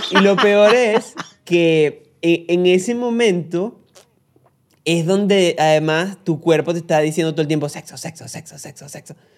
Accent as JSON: {"language": "Spanish", "town": "Barquisimeto", "region": "Lara", "country": "Venezuela", "said": "yo soy guaro venezolano de la ciudad crepuscular y amo mi patria"}